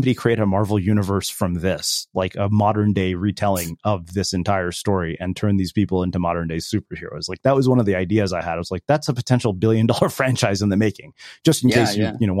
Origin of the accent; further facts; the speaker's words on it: India; when we're Indian kids are, you know, well-versed in Hindu mythology, you know, the Mahabharata and Ramayana, the funny thing is that, you know, we learned all of that from reading comic books when we were kids.